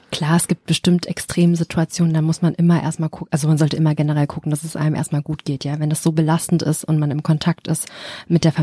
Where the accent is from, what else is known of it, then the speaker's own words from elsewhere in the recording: Germany; Also wenn ich weiß, ich bin hier in Deutschland aufgewachsen, ich habe einfach bestimmte Erfahrungen gemacht, dass es mich irgendwie geprägt hat